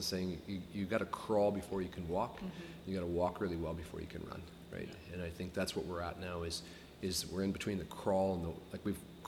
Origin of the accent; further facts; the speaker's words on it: Iowa, United States; moved away as an adult; now in Canada; when you're from Iowa